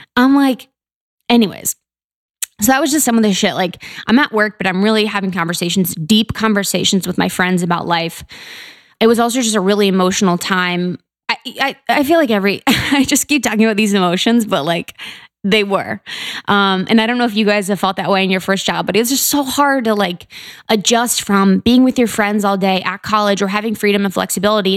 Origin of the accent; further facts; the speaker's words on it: Mason, Ohio, United States; I'm from Ohio, the Buckeye State, O H I O, uh, beautiful Ohio, um, right outside Cincinnati. It's called Mason